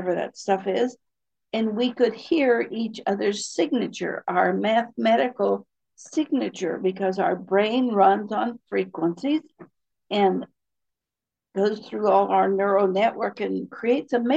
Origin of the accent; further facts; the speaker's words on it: Appalachia, United States; I was raised in Appalachia.